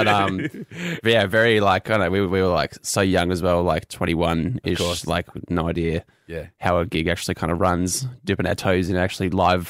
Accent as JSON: {"language": "English", "area": "North Coast", "region": "New South Wales", "country": "Australia", "said": "We're both from North Coast, New South Wales, from around there."}